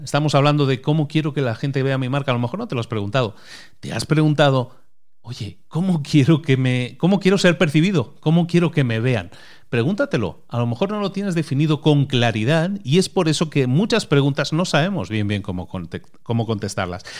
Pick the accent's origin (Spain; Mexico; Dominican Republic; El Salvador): Spain; A Coruña, Galicia; yo nací en Galicia y, Zara nació en Galicia también, nació en la misma provincia que yo, nací en La Coruña